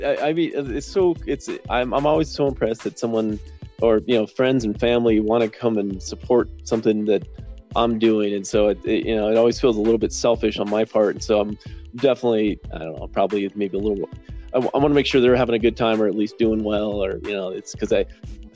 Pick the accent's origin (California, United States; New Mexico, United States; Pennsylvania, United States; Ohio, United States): New Mexico, United States; Los Alamos; also born or lived in Albuquerque, New Mexico / Denver, Colorado; I grew up here in Los Alamos, so I wasn't born here. I was born in Southern New Mexico. But shortly after I was born, my family moved to Los Alamos.